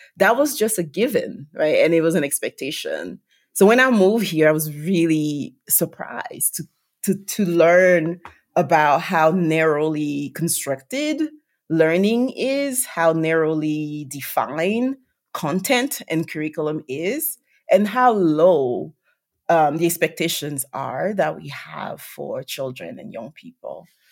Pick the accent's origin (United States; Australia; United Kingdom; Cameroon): Cameroon; Yaoundé, Centre; moved away; I was born and raised in Cameroon, Central Africa